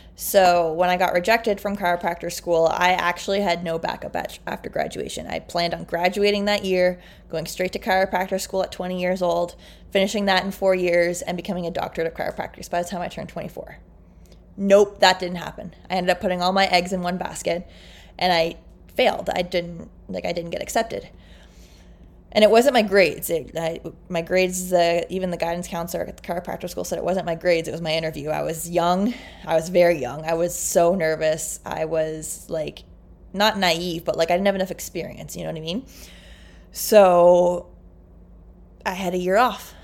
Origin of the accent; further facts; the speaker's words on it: Canada; I'm like can- Canadian